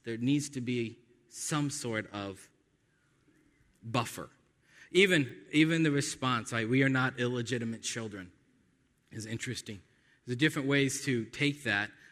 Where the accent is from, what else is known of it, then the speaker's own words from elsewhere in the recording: United States; by nature of being American, Because we're born in the West